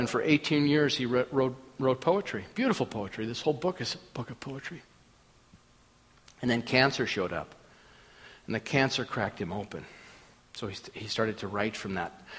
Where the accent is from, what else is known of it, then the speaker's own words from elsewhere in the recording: Minnesota, United States; moved away; I grew up in Minnesota